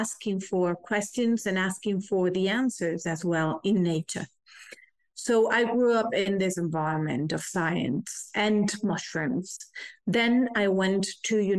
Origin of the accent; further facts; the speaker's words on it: Galicia, Spain; I grew in Galicia, which is a very wild space